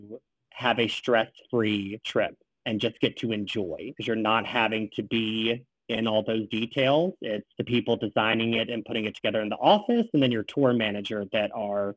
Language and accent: English; Southeast, United States; now in Washington, D.C., United States; originally, I'm from the Southeast.